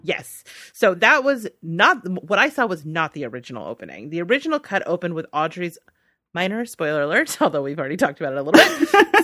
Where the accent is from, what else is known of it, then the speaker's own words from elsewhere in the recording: United States; as an American